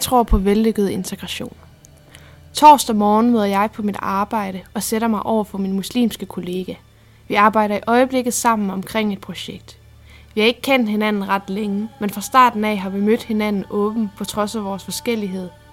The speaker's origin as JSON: {"language": "Danish", "town": "Odense", "region": "Southern Denmark", "country": "Denmark", "tie": "born or raised there", "moved": "as an adult", "said": "Oprindeligt kommer jeg fra Odense, hvor jeg gik på Tornbjerg Gymnasium"}